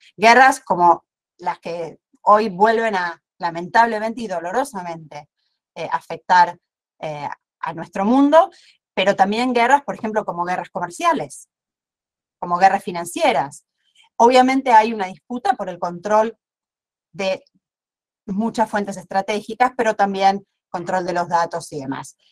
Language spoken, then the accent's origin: Spanish; Argentina